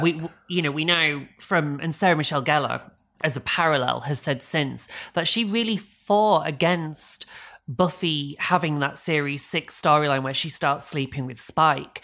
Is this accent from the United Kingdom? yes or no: yes; England, United Kingdom; We're, we're English